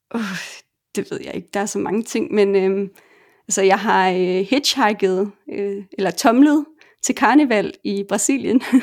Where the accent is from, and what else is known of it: Denmark; moved away